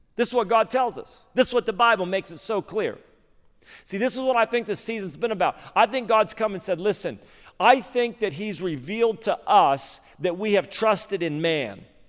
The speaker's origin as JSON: {"language": "English", "town": "Redding", "region": "California", "country": "United States", "tie": "born or raised there", "moved": "as an adult", "lives_now": "Sacramento, United States", "said": "I grew up in Reading"}